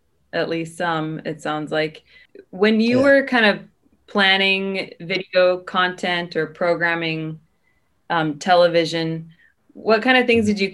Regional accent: Bethel, Alaska, United States; I grew up in Bethel, and I live here today

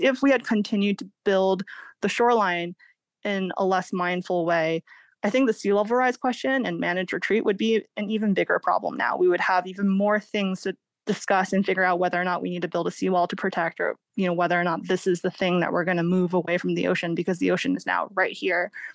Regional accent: Massachusetts, United States; now in California, United States; I grew up in Massachusetts, kind of the private beaches of New England.

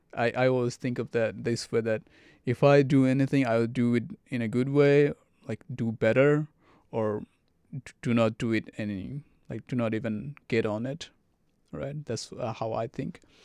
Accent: Saudi Arabia; English is a second language; also born or lived in Bangladesh; now in Arkansas, United States; I grew up in Saudi Arabia

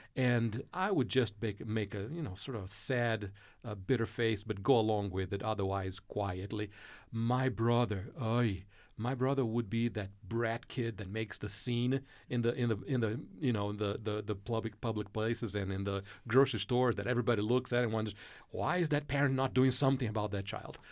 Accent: Brazil; moved away; Growing up in Brazil, uh, mid-sixties, uh, early seventies

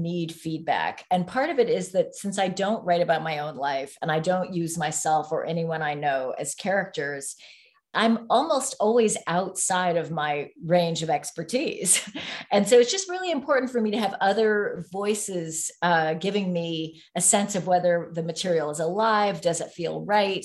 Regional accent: San Francisco, California, United States; So I grew up in San Francisco. We didn't move there until 1969

